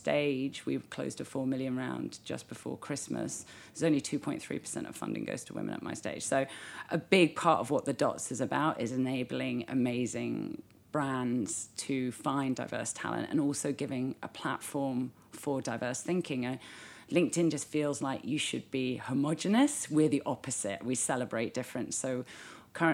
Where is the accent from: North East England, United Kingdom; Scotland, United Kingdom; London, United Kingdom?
London, United Kingdom; also born or lived in New Zealand; I'm British